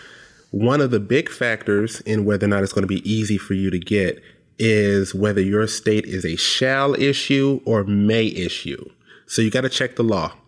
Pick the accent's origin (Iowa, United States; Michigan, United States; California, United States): Michigan, United States; Detroit; now in Lansing, United States; I live in Lansing now. I was born in Detroit